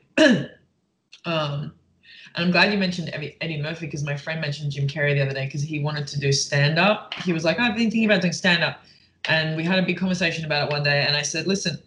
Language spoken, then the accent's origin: English; Perth, Western Australia, Australia; also born or lived in Melbourne, Australia / London, United Kingdom; now in United States; I'm from Perth, which is the left. I lived in Melbourne, which is on the right.